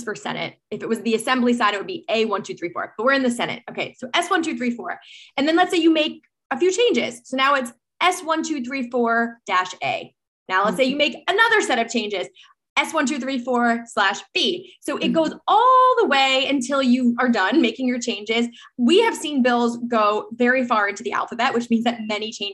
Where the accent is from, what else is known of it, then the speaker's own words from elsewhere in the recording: New York, United States; as a New Yorker